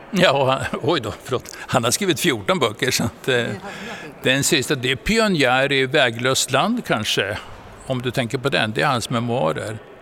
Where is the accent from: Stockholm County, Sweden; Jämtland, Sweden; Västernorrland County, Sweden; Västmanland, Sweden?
Jämtland, Sweden; Frösön; also born or lived in Umeå; jag är född eh, i Umeå och uppväxt på Frösön i Jämtland.